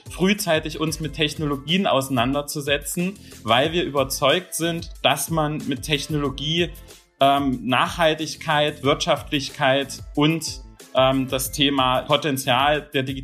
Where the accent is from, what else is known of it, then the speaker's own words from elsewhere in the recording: Baden-Württemberg, Germany; Bin ja doch Schwabe natürlich.